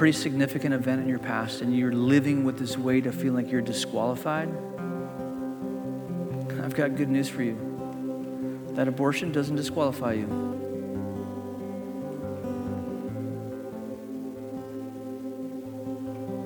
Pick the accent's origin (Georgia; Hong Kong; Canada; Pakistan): Hong Kong; moved away; Growing up in Hong Kong, when I was a kid in Hong Kong